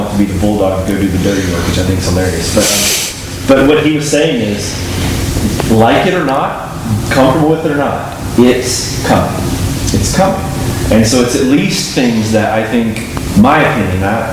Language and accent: English; North Carolina, United States; now in Medford, United States; I grew up in North Carolina where Southern Baptists, everybody had church membership